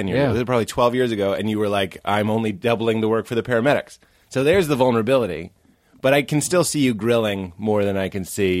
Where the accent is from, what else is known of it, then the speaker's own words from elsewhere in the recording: Boston, Massachusetts, United States; So we grew up in Boston, outside of Boston